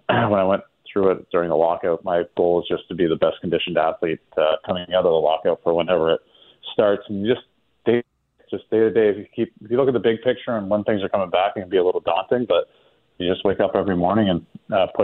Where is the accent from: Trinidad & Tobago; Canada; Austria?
Canada; now in South Florida, United States; my home country of Canada